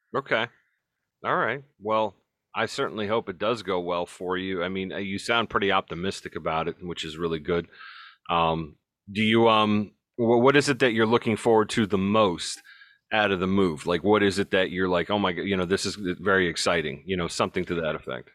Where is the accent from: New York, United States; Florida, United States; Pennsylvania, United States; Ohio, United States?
Ohio, United States; we're, we're from Ohio